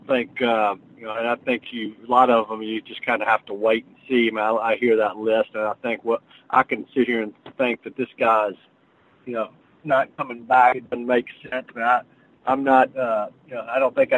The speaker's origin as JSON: {"language": "English", "town": "Nashville", "region": "Tennessee", "country": "United States", "tie": "born or raised there", "said": "I grew up in Nashville. This is my hometown"}